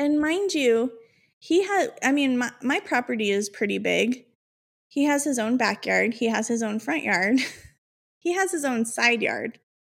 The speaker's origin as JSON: {"language": "English", "town": "Chicago", "region": "Illinois", "country": "United States", "said": "I'm from Chicago"}